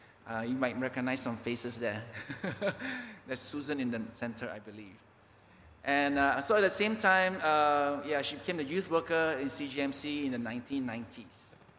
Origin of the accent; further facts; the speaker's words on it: Papua, Indonesia; So we are from Papua, Indonesia.